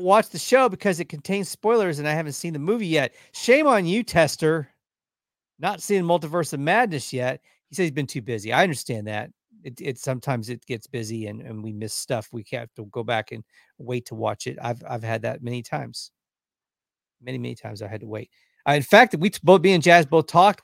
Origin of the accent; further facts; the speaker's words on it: Texas, United States; we're from Texas